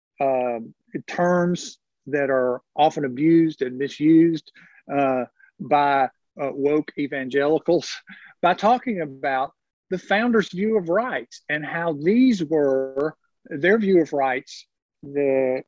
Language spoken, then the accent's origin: English; North Carolina, United States; moved away; I'm from North Carolina originally